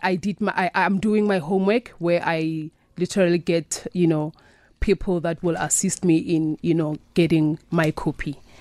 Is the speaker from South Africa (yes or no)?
yes; South Africa; I was born and raised in South Africa